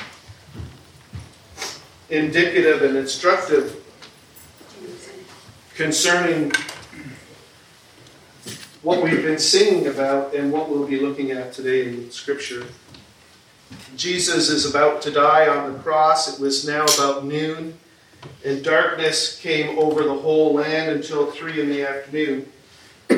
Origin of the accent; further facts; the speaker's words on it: New York, United States; moved away; growing up in New York State